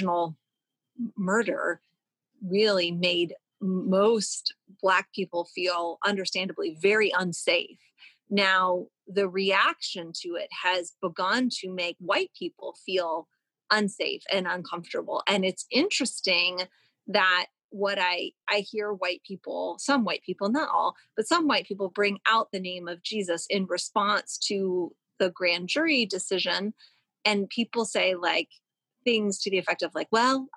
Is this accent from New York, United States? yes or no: no; Louisville, Kentucky, United States; where I'm from, where I grew up as the daughter of two lawyers